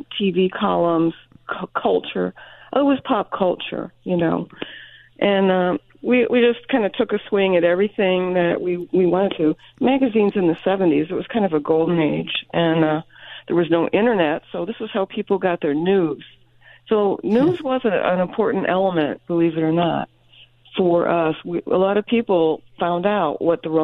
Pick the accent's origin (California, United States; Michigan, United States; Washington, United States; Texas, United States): Michigan, United States; Birmingham; I was from Birmingham, Seaholm, Michigan State